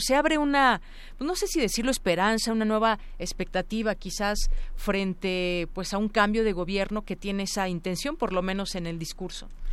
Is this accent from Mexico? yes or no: yes; Mexico; como mexicanos